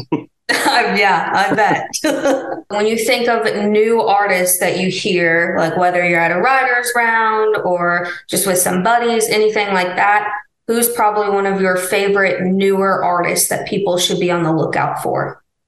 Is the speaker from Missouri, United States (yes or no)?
yes; Missouri, United States; moved away; I'm from Missouri